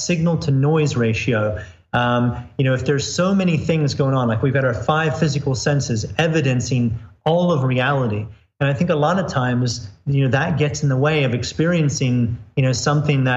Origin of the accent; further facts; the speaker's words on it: Florida, United States; I grew up in the U.S. I grew up in Florida